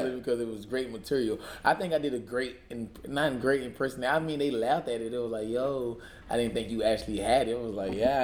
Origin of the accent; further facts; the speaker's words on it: Dudley, Georgia, United States; also born or lived in Danville, Georgia; Originally, I'm from this small town called Danville, Georgia. And then we moved into a bigger, slightly bigger town named Dudley.